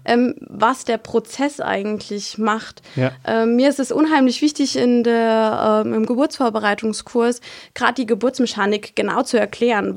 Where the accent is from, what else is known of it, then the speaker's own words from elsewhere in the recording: Kusel, Rhineland-Palatinate, Germany; komme aus dem schönen Kusel